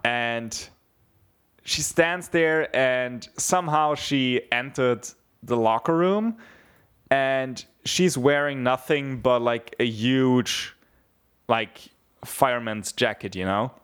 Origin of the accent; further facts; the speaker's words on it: Bavaria, Germany; I grew up very near Austria